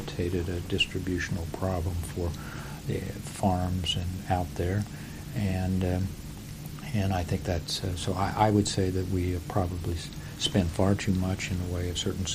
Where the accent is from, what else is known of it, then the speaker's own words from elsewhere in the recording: Indiana, United States; moved away as an adult; I came from Indiana